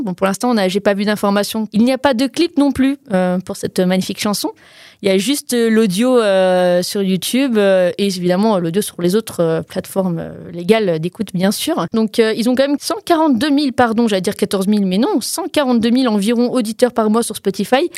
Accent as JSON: {"language": "French", "country": "Portugal", "said": "je suis portugaise, hein, pas espagnole ni mexicaine."}